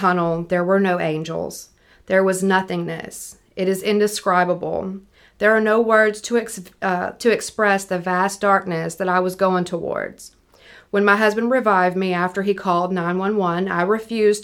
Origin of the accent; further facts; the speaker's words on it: Picayune, Mississippi, United States; moved away; I'm from Picayune originally